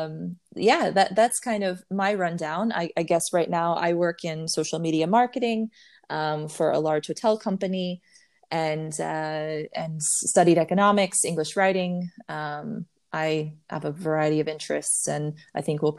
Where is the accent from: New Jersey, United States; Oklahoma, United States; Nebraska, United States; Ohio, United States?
Ohio, United States; Waynesfield; moved away as an adult; also born or lived in Dayton, Ohio / Nashville, Tennessee; What was Waynesfield, Ohio, less than 1,000 people in that small town, super tiny. So I grew up there till I was 14